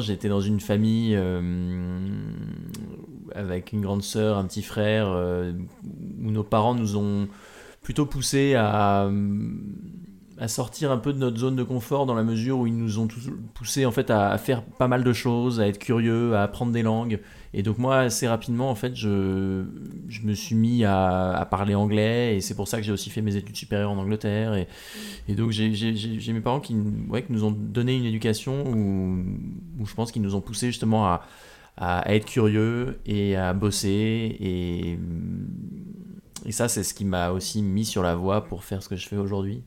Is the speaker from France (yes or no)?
yes; Normandy, France; now in Paris, France; je suis un enfant de la Normandie, je vis maintenant euh, à Paris, mais j'ai grandi en Normandie.